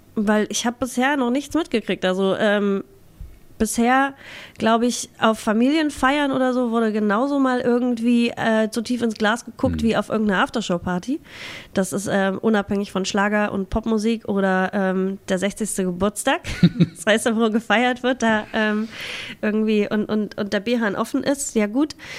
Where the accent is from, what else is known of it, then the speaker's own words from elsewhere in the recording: Halberstadt, Saxony-Anhalt, Germany; moved away; also born or lived in Berlin / Hamburg; in Halberstadt bin ich geboren. Das, also der Harz, der Hü, äh, und Halberstadt, das ist immer meine Heimat.